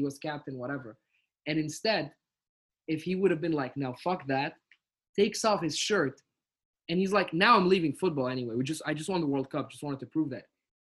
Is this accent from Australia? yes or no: no; Tunisia; also born or lived in France / Abu Dhabi; now in London, United Kingdom; because I was raised in Tunisia until 2008, and then I went to France. Went to Abu Dhabi, and then from Abu Dhabi went to London.